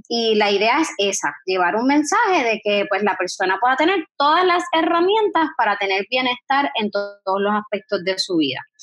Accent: Guayama, Puerto Rico; moved away as an adult; also born or lived in San Juan metropolitan area, Puerto Rico; yo soy naturalmente de Guayama

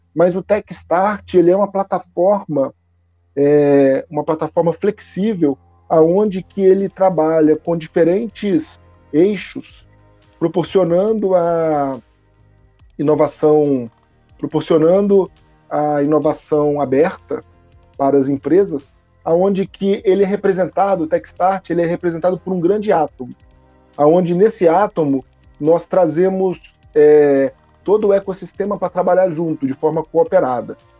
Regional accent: Minas Gerais, Brazil; moved away as an adult; now in Manaus, Brazil; sou mineiro, nasci em Minas Gerais, sou formado na FMG, e em 2004 eu vim para Manaus

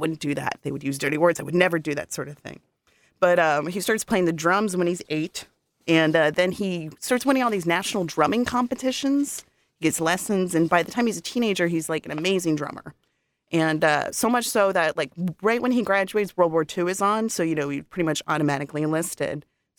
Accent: Boston, Massachusetts, United States; I grew up in Boston.

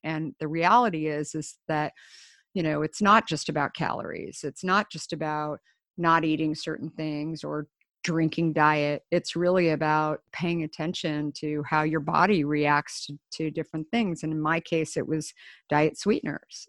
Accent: Scottsdale, Arizona, United States; also born or lived in Minneapolis; I grew up the last of five kids in Scottsdale, Arizona

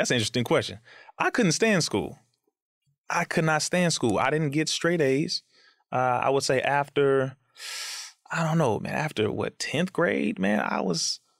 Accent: Compton, California, United States; And I went to Sister Clara Muhammad School and I went to MUI, known as Muhammad University of Islam, when I was younger, both in Compton, California.

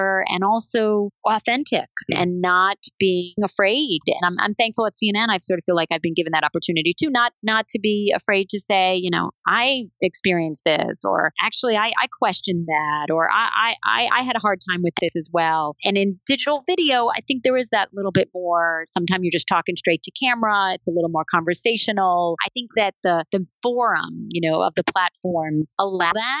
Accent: New York City, New York, United States; I'm from New York City and living home at Brooklyn

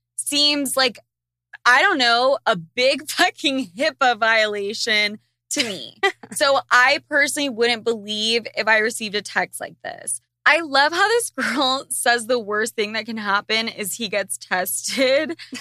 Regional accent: Utah, United States; I grew up in Utah

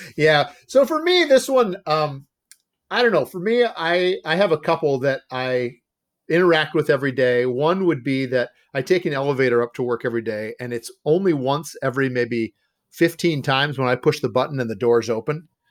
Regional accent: Ohio, United States; moved away as an adult; now in Wisconsin, United States; I grew up in Ohio, and I found myself up here in Wisconsin 'cause of my wife's family

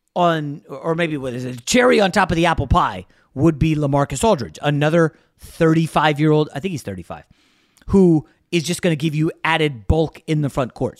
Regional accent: New York, United States; I'm not a Boston guy. I was born in New York

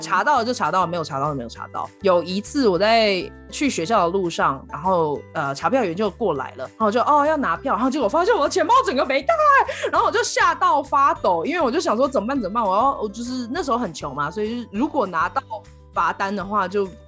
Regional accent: Kaohsiung, Taiwan; moved away as an adult; now in Colorado, United States; 我的故乡高雄

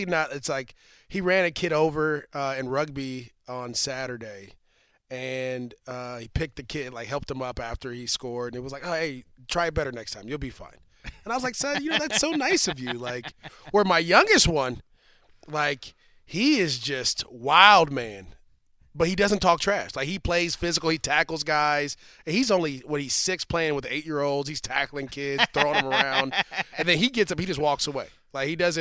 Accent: Bay Area, California, United States; I'm from the Bay Area

